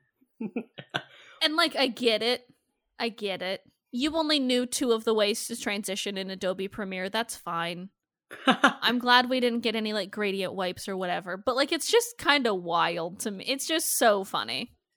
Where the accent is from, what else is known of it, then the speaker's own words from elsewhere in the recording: Iowa, United States; I'm from Iowa